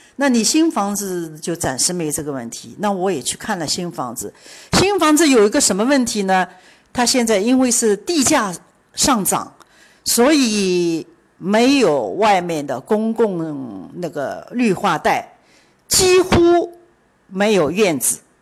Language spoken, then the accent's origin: Chinese; China; now in Miami, United States; 亚特兰大非常适合，呃，我们中国人来住